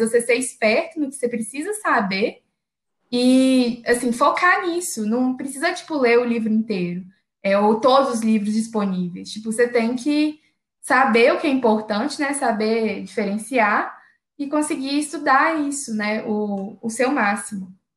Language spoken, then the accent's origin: Portuguese; Belo Horizonte, Minas Gerais, Brazil; eu sou de BH